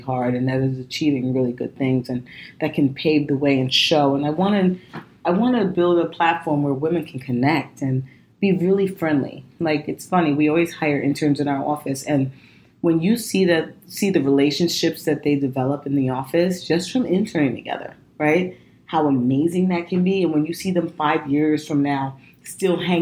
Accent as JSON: {"language": "English", "town": "New York City", "region": "New York", "country": "United States", "tie": "born or raised there", "said": "I'm from Brooklyn, young girl growing up"}